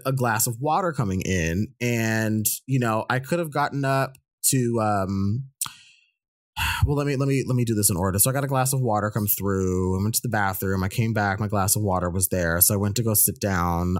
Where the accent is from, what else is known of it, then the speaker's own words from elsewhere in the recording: United States; I'm an Indian American